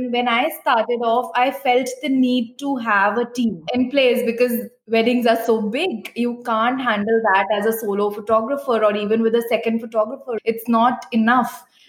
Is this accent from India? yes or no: yes; South India, India; now in Mumbai, India; He's from North India, I'm from South India. I've grown up in South India. I've lived a nomad life. I've lived everywhere. And yeah, we are in Bombay currently.